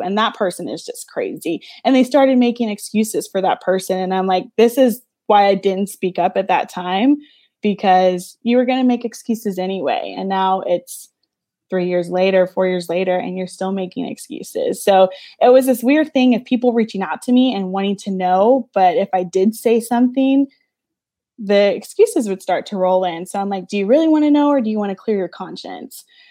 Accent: Louisiana, United States; I'm from Louisiana

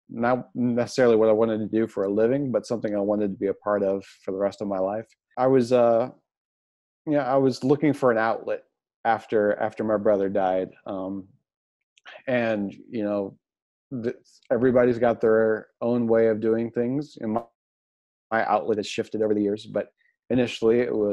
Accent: Jackson, Missouri, United States; Uh, Jackson, Missouri.

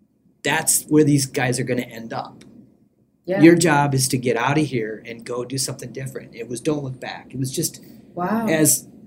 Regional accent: Sioux Falls, South Dakota, United States; moved away as an adult; where I grew up in Sioux Falls, South Dakota

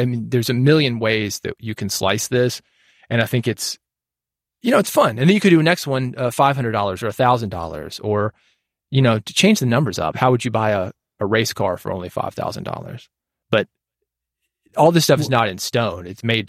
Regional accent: Nashville, Tennessee, United States; I'm from Nashville.

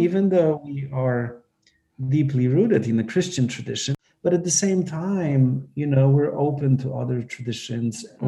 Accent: Poland; moved away; I grew up in Poland

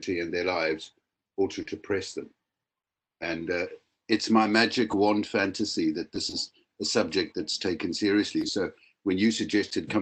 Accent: Cape Town, Western Cape, South Africa; moved away as an adult; now in Wales, United Kingdom; I grew up in Cape Town for my first 25 years, became a clinical psychologist, and have lived in Wales for many decades now

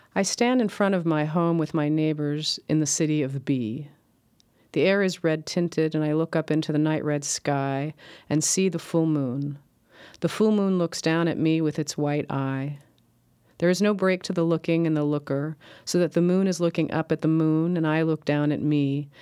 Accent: Los Angeles, California, United States; the subdivisions I grew up with in L

